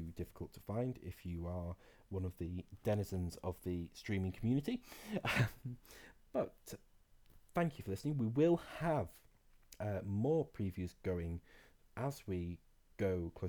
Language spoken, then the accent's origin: English; Scot, Scotland, United Kingdom; as a Scot